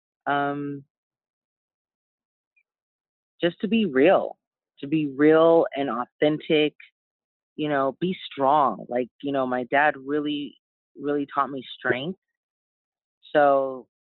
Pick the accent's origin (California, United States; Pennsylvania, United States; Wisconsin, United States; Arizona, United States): California, United States; Los Angeles; I was raised in Hollywood Hills, overlooking the city of Los Angeles